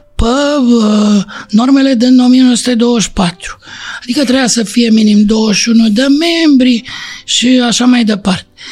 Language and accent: Romanian; Romania; Din România